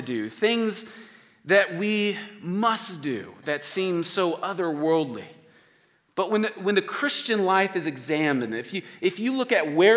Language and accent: English; Oklahoma City, Oklahoma, United States; I'm from Oklahoma City